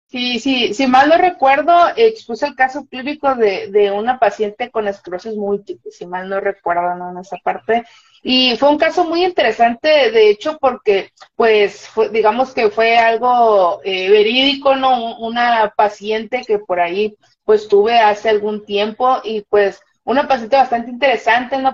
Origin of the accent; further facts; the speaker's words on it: Mazatlán, Sinaloa, Mexico; yo soy de la ciudad de Mazatlán, Sinaloa, aquí por los Mazatlanes